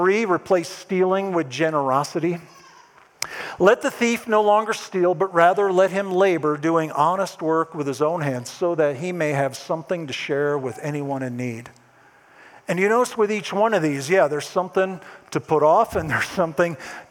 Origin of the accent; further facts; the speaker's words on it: East Coast, United States; moved away; I'm originally from the East Coast